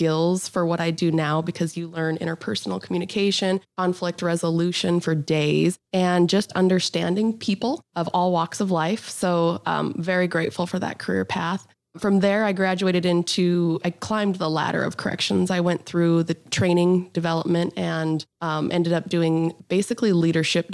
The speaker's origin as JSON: {"language": "English", "town": "Butte", "region": "Montana", "country": "United States", "tie": "born or raised there", "said": "Born and raised in Butte. I'm actually a ranch girl, just a little bit north of Butte in Elk Park"}